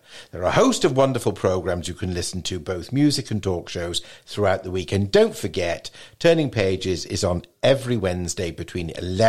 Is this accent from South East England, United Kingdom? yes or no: yes; Sevenoaks, South East England, United Kingdom; in my hometown of Sevenoaks.